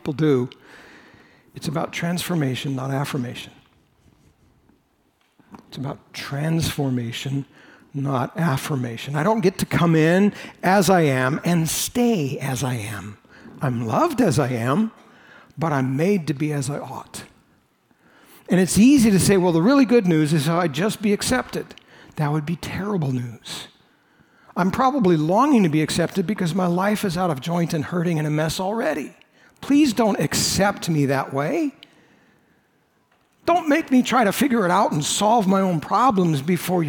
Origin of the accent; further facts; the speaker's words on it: United States; I'm an American